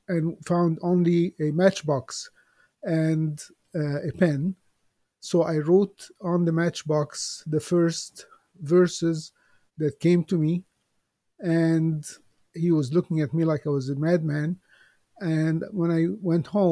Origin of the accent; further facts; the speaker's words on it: Alexandria, Alexandria Governorate, Egypt; I was born in Alexandria, Egypt, many years ago